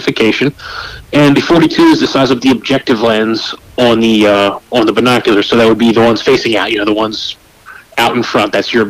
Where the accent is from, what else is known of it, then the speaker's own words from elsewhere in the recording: United States; I'm from the Chesapeake Bay area